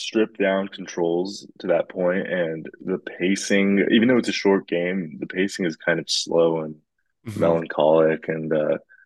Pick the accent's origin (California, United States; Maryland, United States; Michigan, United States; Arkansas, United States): California, United States; I'm from California, I like the sunny warmth